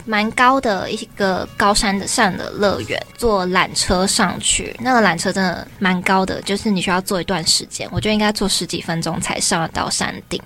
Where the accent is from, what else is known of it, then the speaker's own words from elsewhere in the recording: Taiwan; 我是一个从小就是台湾人长大